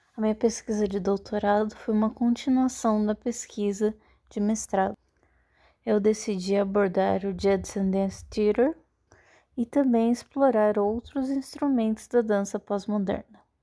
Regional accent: Campinas, São Paulo, Brazil; now in Florianópolis, Brazil; Eu nasci em Campinas, São Paulo e atualmente moro em Florianópolis, Santa Catarina.

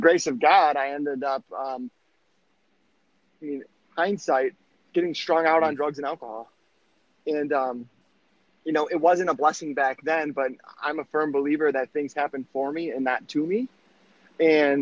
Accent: Michigan, United States; I'm from Michigan

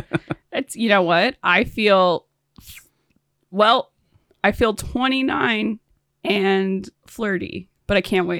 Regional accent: Alaska, United States; It's always like, well, I'm from Alaska.

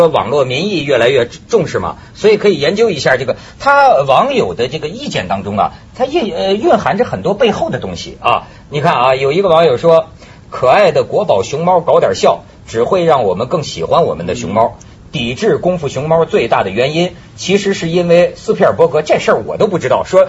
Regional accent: China; 向西方发出咱们中国人

